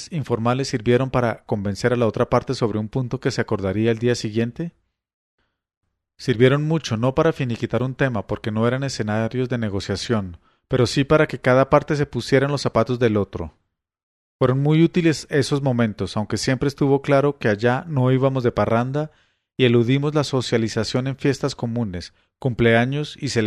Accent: Colombia; Eran momentos en que uno se reafirmaba como colombiano y entendía que aunque teníamos enormes diferencias y las seguimos teniendo, todos somos colombianos.

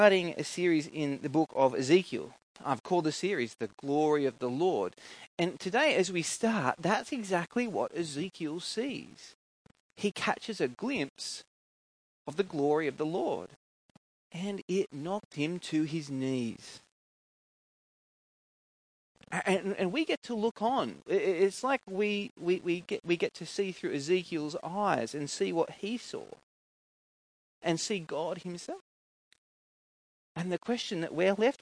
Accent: Coffs Harbour, New South Wales, Australia; where I grew up in Coffs Harbour

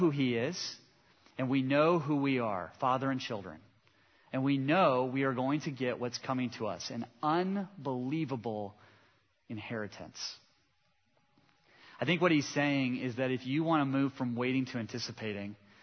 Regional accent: Southern California, United States; I grew up in Southern California

